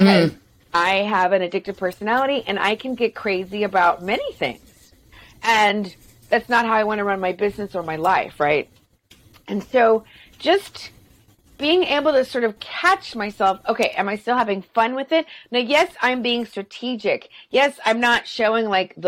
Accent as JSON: {"language": "English", "region": "the South", "country": "United States", "said": "I'm from the South"}